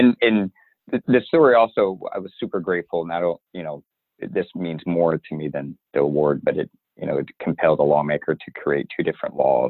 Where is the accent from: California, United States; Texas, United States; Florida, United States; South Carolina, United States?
South Carolina, United States; also born or lived in East Coast, United States; Yeah, so I was a Navy brat. So we moved up and down the East Coast a lot, but my parents settled just outside of Charleston, South Carolina. So that's where I went to high school.